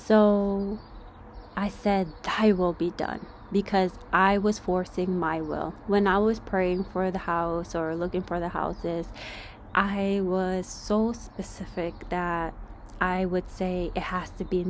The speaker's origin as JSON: {"language": "English", "region": "New York", "country": "United States", "tie": "born or raised there", "moved": "as an adult", "lives_now": "California, United States", "said": "I'm not from California, guys. I am from New York, born and raised"}